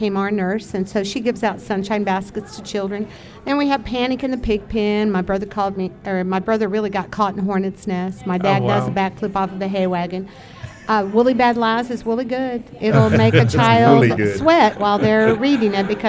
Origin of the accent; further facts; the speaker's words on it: Franklin, Tennessee, United States; I'm from Nashville, Tennessee, actually Franklin, Tennessee